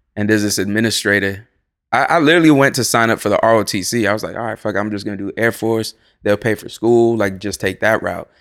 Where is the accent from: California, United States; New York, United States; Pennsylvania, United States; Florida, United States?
Florida, United States; moved away as an adult; also born or lived in Salem, Massachusetts / Boston, Massachusetts; now in Los Angeles, United States; I was raised in Florida